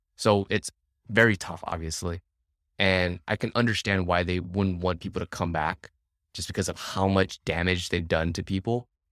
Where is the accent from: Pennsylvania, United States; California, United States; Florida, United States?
California, United States; born or raised there; first language English; moved away as an adult; now in Vietnam